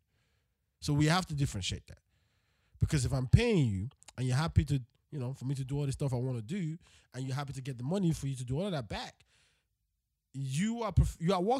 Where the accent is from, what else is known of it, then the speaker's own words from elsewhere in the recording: Nigeria; as a Nigerian, which country is in Africa